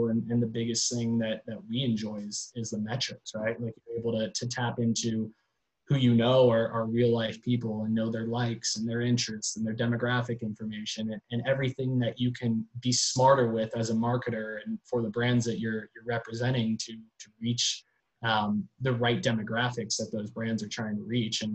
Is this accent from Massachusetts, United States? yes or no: no; Gainesville, Florida, United States; I grew up in Gainesville, Florida, about an hour and a half up the road from Orlando.